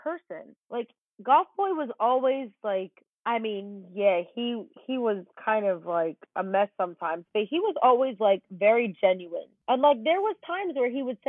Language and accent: English; New Jersey, United States; where I grew up and lived in Jersey.